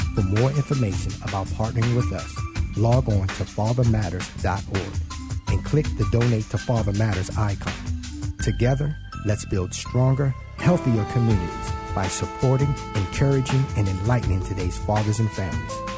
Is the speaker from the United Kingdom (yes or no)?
no; Baltimore, Maryland, United States; Baltimore, Maryland, my hometown